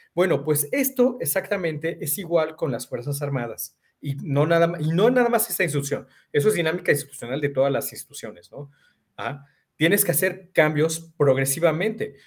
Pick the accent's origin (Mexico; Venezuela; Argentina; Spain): Mexico; somos vecinos de Estados Unidos